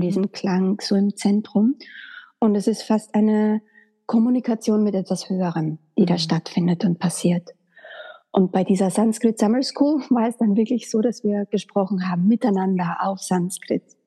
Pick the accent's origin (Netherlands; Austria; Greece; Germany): Austria; Graz, Styria; moved away as an adult; also born or lived in Vienna; nach Wien bin ich dann gezogen, weil ich komme ursprünglich aus Graz